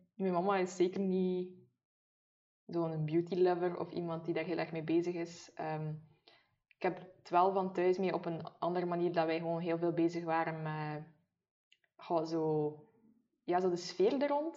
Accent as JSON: {"language": "Dutch", "town": "Maldegem", "region": "Flanders", "country": "Belgium", "accent": "a little West Flemish", "said": "ik ben eigenlijk van Maldegem. Ja. Uh, eh, zit nog in Oost-Vlaanderen, het Meetjesland"}